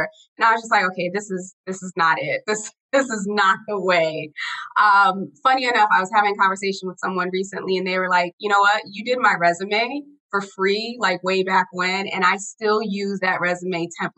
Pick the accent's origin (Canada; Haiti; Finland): Haiti; moved away; I'm an immigrant. I was born in Haiti.